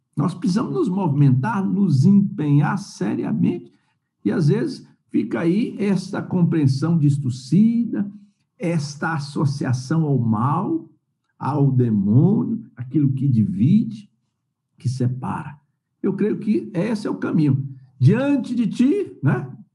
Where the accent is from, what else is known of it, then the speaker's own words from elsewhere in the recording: Vitória da Conquista, Bahia, Brazil; sou baiano de, do Sertão da Ressaca, outra região de Vitória da Conquista, 500 quilômetros de Salvador